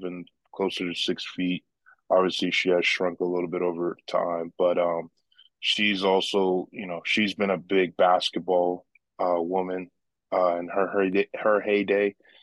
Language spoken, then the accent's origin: English; Boston, Massachusetts, United States; I was born and raised in Boston, Massachusetts and everything, so I'm local